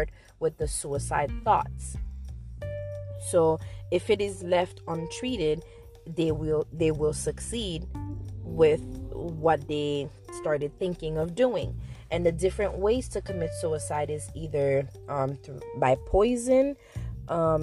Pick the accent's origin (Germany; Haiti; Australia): Haiti; I am from Haiti.